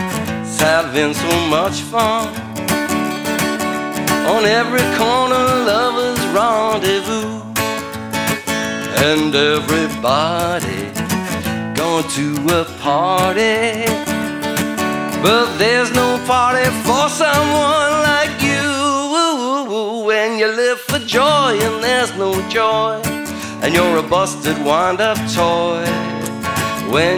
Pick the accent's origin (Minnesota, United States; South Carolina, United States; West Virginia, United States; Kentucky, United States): West Virginia, United States; eastern panhandle of; now in Portland, United States; I grew up in West Virginia. It's true. In the eastern panhandle of West Virginia